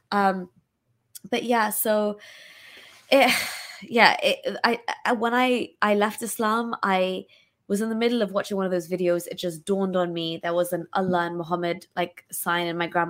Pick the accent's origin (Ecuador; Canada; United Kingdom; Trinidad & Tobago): United Kingdom; also born or lived in Pakistan; I'm still Pakistani, I'm still British